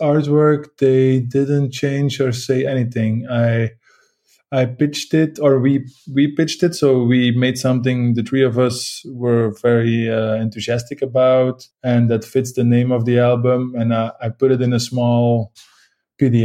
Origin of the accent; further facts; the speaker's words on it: Leuven region, Flanders, Belgium; moved away as an adult; now in Ghent, Belgium; my parents live like 30 minutes from Leuven. So it's all, we're all from the Leuven scene